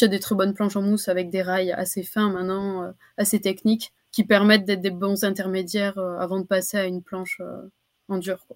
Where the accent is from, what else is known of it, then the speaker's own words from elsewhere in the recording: Anglet, Nouvelle-Aquitaine, France; Je suis originaire du Pays Basque, d'anglet